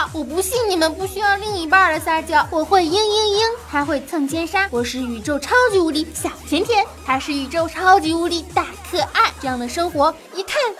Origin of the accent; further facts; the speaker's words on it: Northeast China, China; 虽然我是个东北女生，但是所有人都以为我是个台湾的妹妹哈，还还说要我带他们去我的家乡里玩呢。